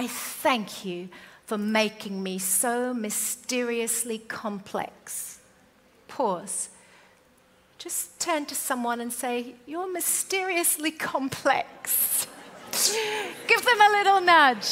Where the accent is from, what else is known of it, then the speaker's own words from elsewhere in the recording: United Kingdom; moved away; also born or lived in Australia; we're British.